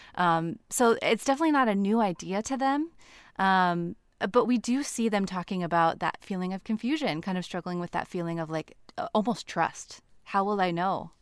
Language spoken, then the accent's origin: English; Nebraska, United States; now in Portland, United States; right now I'm in Portland, Oregon. Um, but I'm from Nebraska